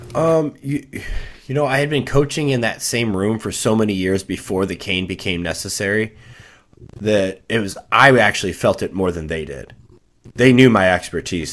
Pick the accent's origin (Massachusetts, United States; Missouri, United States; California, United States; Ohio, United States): Missouri, United States; just south of Saint Louis; I grew up just south of Saint Louis, uh, Missouri, um, about a twenty-five minute drive away from the city.